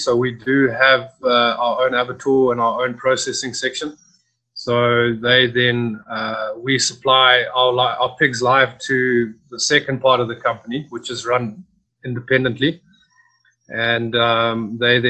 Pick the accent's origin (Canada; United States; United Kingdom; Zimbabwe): Zimbabwe; I'm basically from Zimbabwe, which is a current country in Africa, just above South Africa.